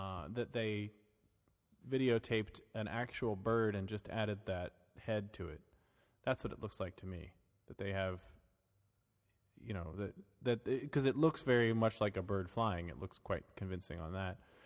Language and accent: English; Florida, United States; I grew up in Florida. We had alligators